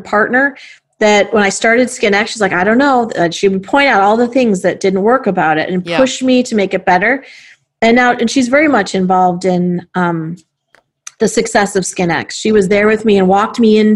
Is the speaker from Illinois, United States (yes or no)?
yes; Chicago, Illinois, United States; as a Chicagoan, as a CEO, and as a woman.